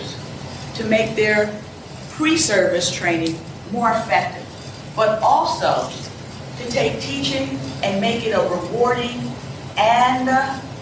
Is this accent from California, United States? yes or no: no; Chester, Pennsylvania, United States; I was born in Chester, Pennsylvania, in a city, an urban city very much like parts of Tampa. I attended urban schools most of my life